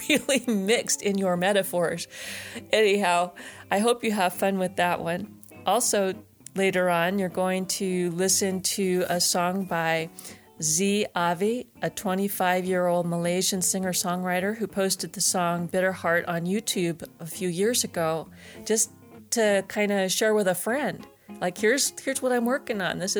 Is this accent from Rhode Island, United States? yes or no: no; Tacoma, Washington, United States; I grew up in Tacoma, Washington, in a small place called Browns Point